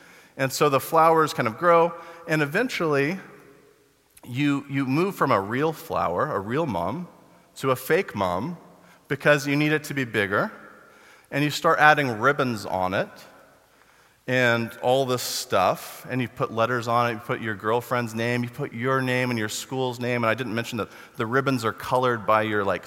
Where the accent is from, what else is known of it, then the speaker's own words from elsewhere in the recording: Texas, United States; I grew up in Texas